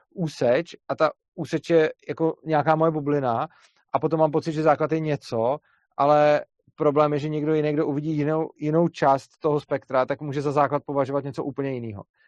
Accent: Bohemia, Czechia; u nás v Čechách

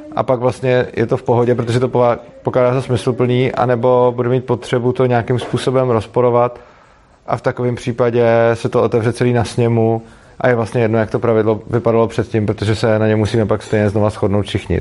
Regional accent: Prague, Czechia; jsem z Prahy a, eh, dojíždím do Brna

